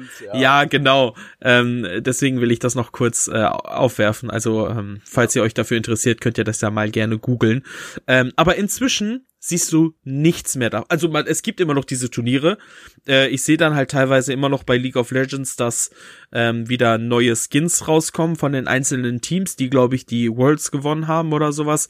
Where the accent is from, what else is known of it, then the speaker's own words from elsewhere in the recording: Bünde, North Rhine-Westphalia, Germany; bei uns in Bünde